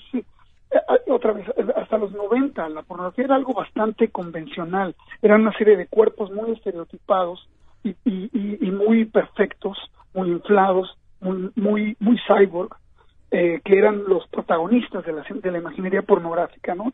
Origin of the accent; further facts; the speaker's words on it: Mexico; moved away as an adult; now in New York, United States; yo nací en México